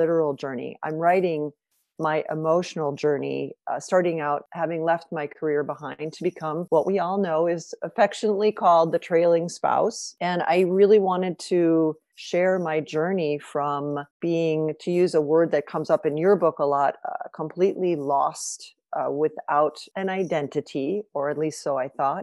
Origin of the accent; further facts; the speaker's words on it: Evanston, Illinois, United States; moved away as an adult; also born or lived in Singapore / Lausanne; now in Chicago, United States; I come from Evanston, the first city north of Chicago, which is, we live in Chicago now primarily